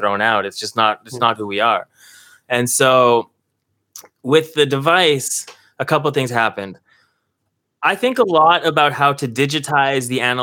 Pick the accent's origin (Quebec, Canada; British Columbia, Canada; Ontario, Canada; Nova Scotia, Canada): Ontario, Canada; Toronto; we're from Toronto